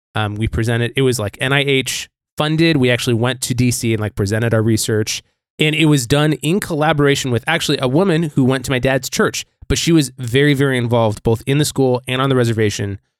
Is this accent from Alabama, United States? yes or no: no; Billings, Montana, United States; Growing up in Billings